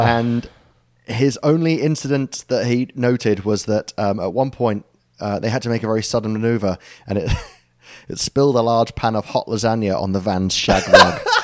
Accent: United Kingdom

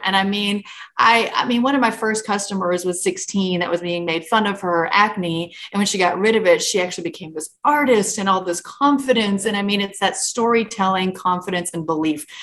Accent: Yankton, South Dakota, United States; moved away as an adult; also born or lived in Minneapolis; born and raised in South Dakota, so small town named Yankton

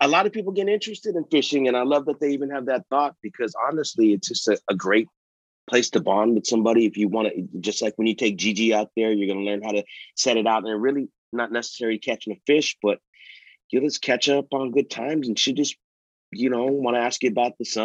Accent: California, United States; I'm from California.

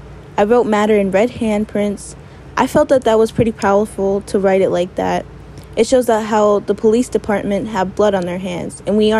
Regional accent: Leech Lake Band of Ojibwe, Minnesota, United States; I am 16 and I'm from the Leech Lake Band of Ojibwe.

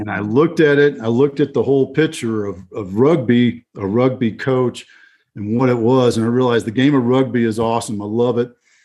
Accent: Fort Worth, Texas, United States; moved away; my hometown, Fort Worth

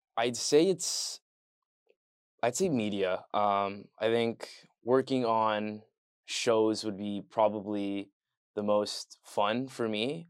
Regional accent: Leamington, Ontario, Canada; moved away; I'm from a town called Leamington, Ontario

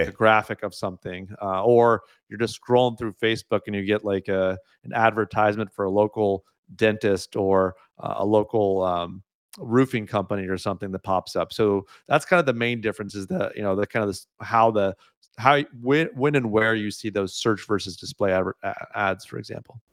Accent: United States; moved away as an adult; now in Canada; having grown up in the U S

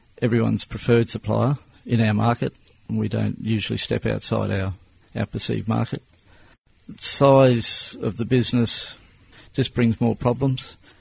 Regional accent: Brisbane, Queensland, Australia; I was born in Brisbane, grew up in Aspley. I went to school right through to the finish of high school in Aspley.

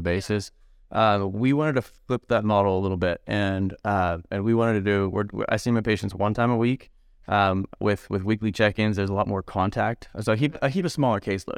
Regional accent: San Diego, California, United States; also born or lived in Medford, Oregon; now in Knoxville, United States; San Diego originally, and then moved up to Southern Oregon, so Medford, Oregon as well

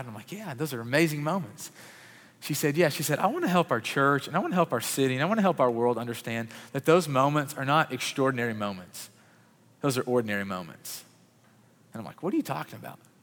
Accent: Murray, Kentucky, United States; I grew up in Murray, Kentucky

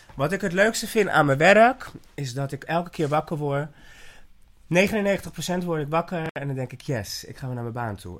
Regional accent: Haarlem, North Holland, Netherlands; also born or lived in Ibiza; ik ben zelf van Haarlem

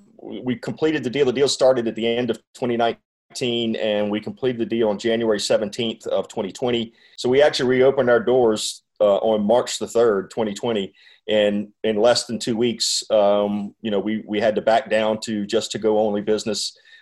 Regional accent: Savannah, Georgia, United States; I'm Catholic, raised, born and raised in Savannah, Georgia, as an Irish Catholic. And I'll tell you now

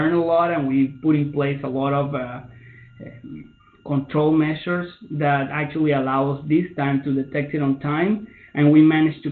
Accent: Venezuela; moved away as an adult; also born or lived in Russia; now in Minnesota, United States; I am originally from Venezuela

